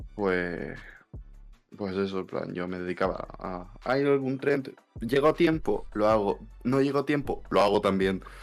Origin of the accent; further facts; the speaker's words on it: Canary Islands, Spain; soy de Canarias, que soy de España